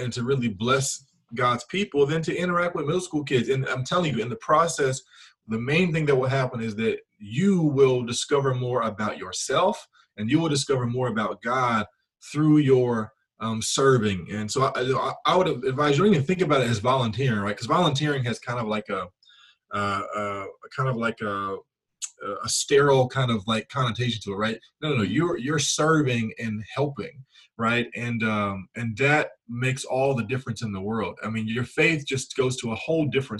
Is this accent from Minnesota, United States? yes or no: no; Memphis, Tennessee, United States; I'm from Memphis originally